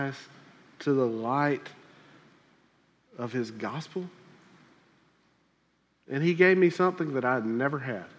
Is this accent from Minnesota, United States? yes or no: no; South Carolina, United States; moved away; where I grew up in South Carolina